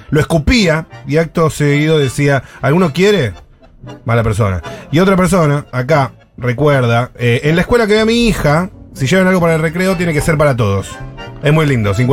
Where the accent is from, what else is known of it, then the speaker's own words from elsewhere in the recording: Colombia; Qué hijo de puta que somos los colombianos, por Dios.